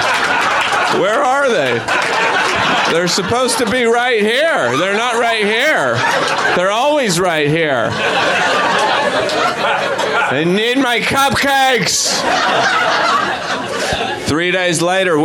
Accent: Idaho, United States; I'm from Idaho

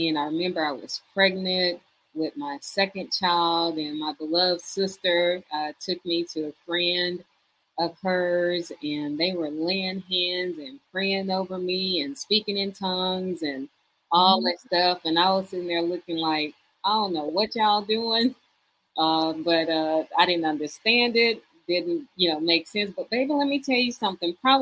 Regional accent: Houston, Texas, United States; I grew up in Houston, Texas

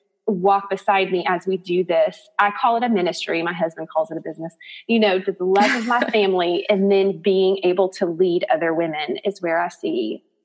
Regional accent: Harrison, United States; born there; In 1977, I was born in Harrison. I only have one older sister

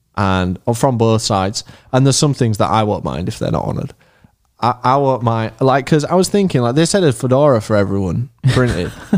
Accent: Leeds, Yorkshire and the Humber, United Kingdom; We're from Leeds

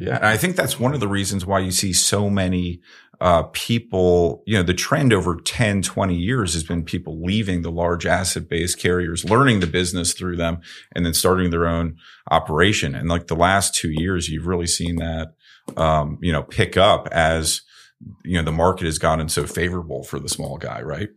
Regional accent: Northeast, United States; I was growing up in the Northeast

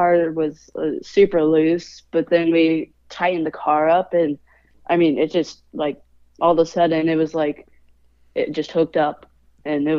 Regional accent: Terre Haute, Indiana, United States; Terre Haute, not just because it's my hometown track

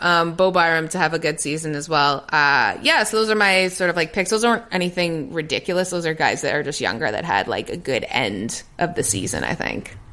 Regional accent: Toronto, Ontario, Canada; moved away as an adult; also born or lived in England / Los Angeles; a Toronto native

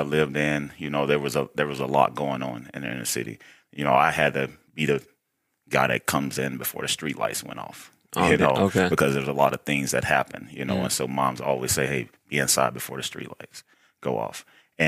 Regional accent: Baton Rouge, Louisiana, United States; moved away as an adult; also born or lived in Wyoming / Idaho; I'm from, born and raised, Baton Rouge, Louisiana.

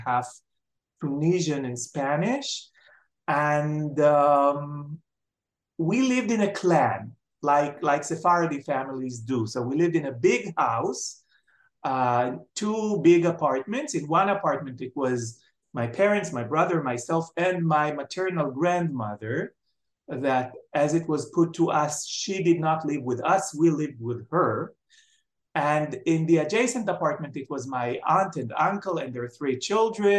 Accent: Jerusalem, Jerusalem District, Israel; moved away as an adult; also born or lived in Tel Aviv; I was born in Jerusalem and brought up in Jerusalem

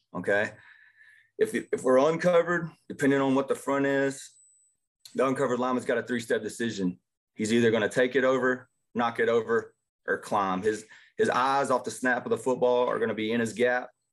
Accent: Jasper, Texas, United States; also born or lived in Arkansas; I grew up in Jasper, which is north of here, probably about an hour

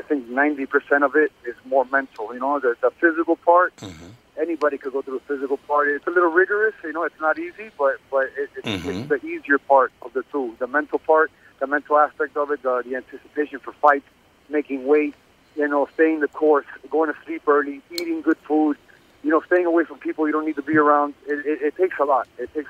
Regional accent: Miami, Florida, United States; No, I was born and raised in Miami. My parents are Cuban.

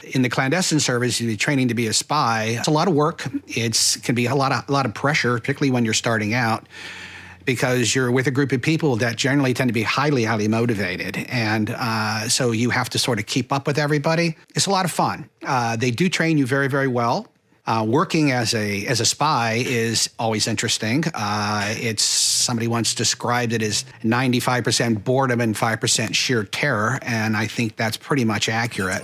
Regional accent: Ohio, United States; moved away as an adult; also born or lived in San Francisco; I was born and raised in Ohio

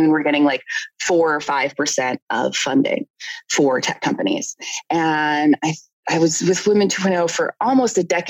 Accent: Canada; I'm Canadian

